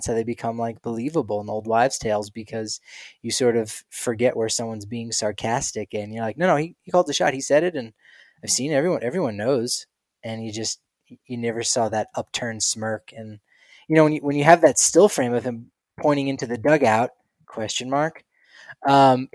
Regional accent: New Jersey, United States; I grew up in New Jersey

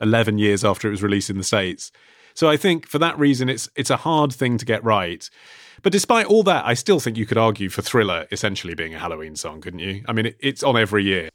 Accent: United Kingdom; as a Brit

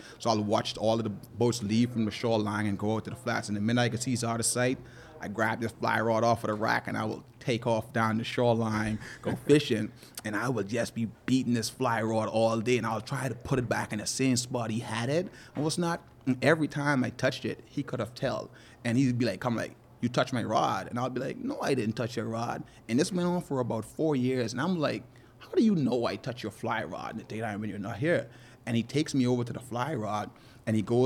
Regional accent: South Andros, Bahamas; growing up in South Andres

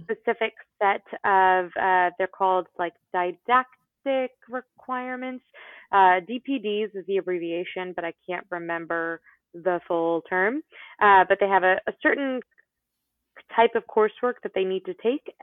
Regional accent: Florida, United States; I was born in Florida

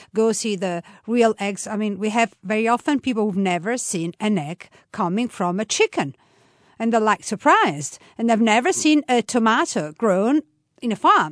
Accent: Tuscany, Italy; now in Umbria, Italy; I was born in Tuscany, from a half Tuscanian, half, uh, Roman family

